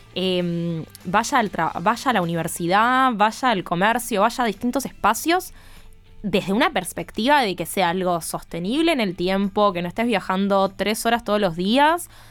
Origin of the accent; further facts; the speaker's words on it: Argentina; nosotras que somos de Argentina